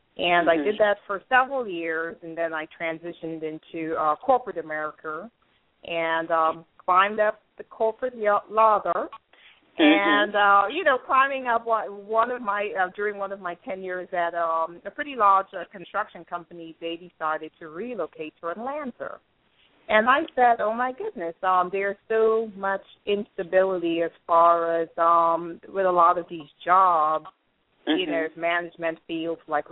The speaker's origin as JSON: {"language": "English", "country": "Trinidad & Tobago", "moved": "yes", "lives_now": "United States", "said": "I'm actually from Trinidad, and I've been in the U.S. for about, it's going on 18 years, 17, 18 years"}